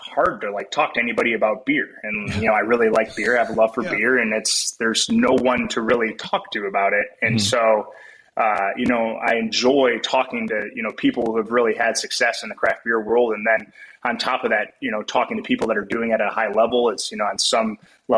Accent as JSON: {"language": "English", "region": "West Michigan", "country": "United States", "tie": "born or raised there", "said": "growing up in West Michigan"}